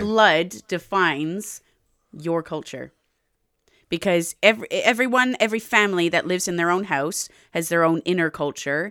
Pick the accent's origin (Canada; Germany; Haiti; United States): Canada; I'm Native Canadian. I'm also Canadian. And I'm English.